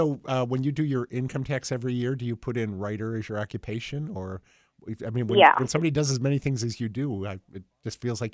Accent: near Oneida, New York, United States; now in Delaware County, United States; I grew up not far from Oneida, New York

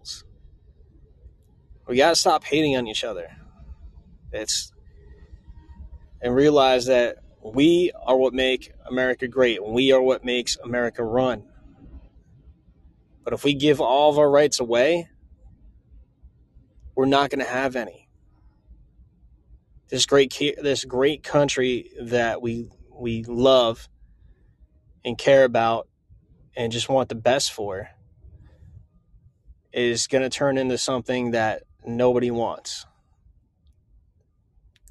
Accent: United States; we're all American

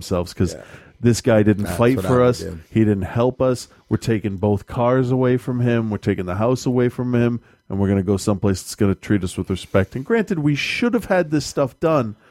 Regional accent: New England, United States; we're from New England

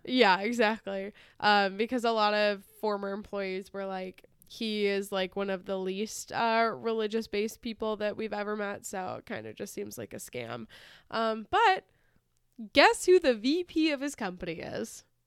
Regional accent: United States; we're American, and we're so happy over here

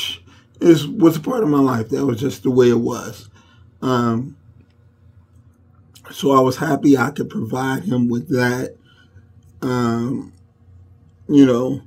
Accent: Chicago, Illinois, United States; moved away; growing up in Inglewood

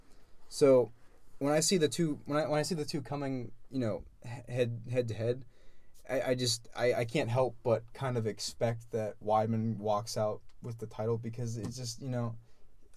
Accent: United States; I'm American.

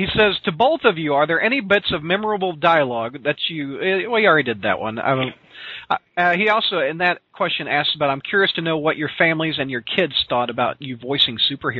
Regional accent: Festus, Missouri, United States; I'm a Missouri guy, too. I grew up in Festus, Missouri.

